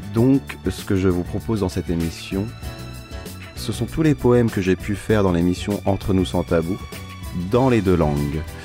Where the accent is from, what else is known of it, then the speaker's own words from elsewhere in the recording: Portugal; Tumar, c'est une ville près de chez moi au Portugal